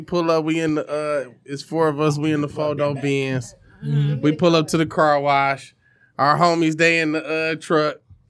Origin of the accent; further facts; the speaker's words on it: Detroit, Michigan, United States; that's where I grew up on Vicksburg in Linwood.